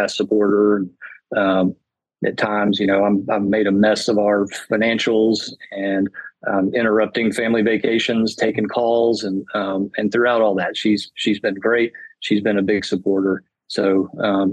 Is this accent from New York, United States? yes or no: no; Chattanooga, Tennessee, United States; I'm a Chattanooga guy and I love my hometown